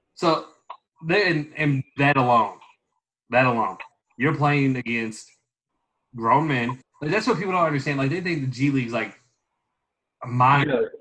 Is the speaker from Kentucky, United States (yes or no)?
yes; Louisville, Kentucky, United States; I grew up in Louisville, I coach kids